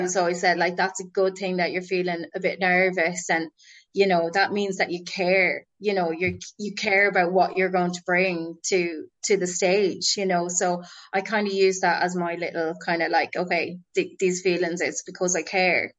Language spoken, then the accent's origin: English; Boyle, Connacht, Ireland; also born or lived in Dublin; I was born in Dublin, but I was reared in Roscommon in a town called Boyle.